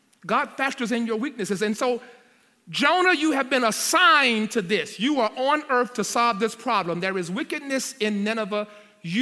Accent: Louisiana, United States; moved away as an adult; also born or lived in Nashville; I came to Nashville. I'm from Louisiana.

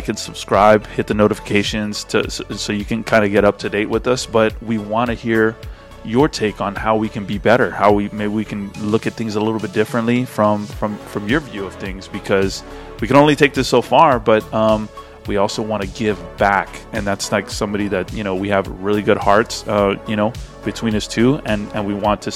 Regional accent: Rio Grande Valley, Texas, United States; now in Houston, United States; we're both from the Rio Grande Valley

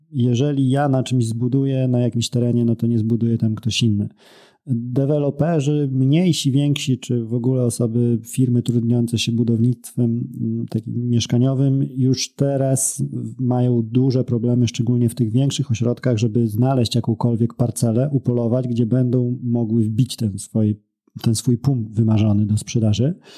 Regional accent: near Białystok, Podlaskie Voivodeship, Poland; jestem z, z Białego Stoku, spod Białego Stoku nieco

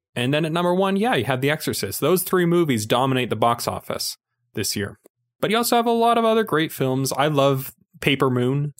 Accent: Utah, United States; accent: Utah; my Utah accent

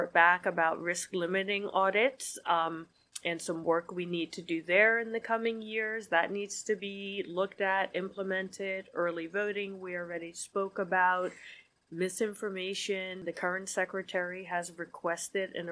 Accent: New Jersey, United States; now in Connecticut, United States; I'm from New Jersey

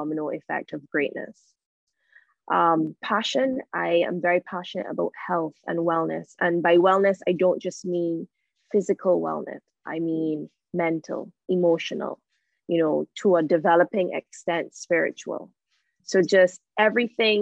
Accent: Barbados; Born and raised in Barbados, currently in Barbados.

